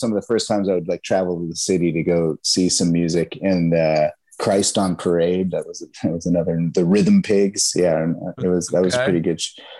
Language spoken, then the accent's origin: English; Marin County, California, United States; also born or lived in San Francisco, California / Chico, California; I was born in San Francisco, and I lived most of my time in Marin County.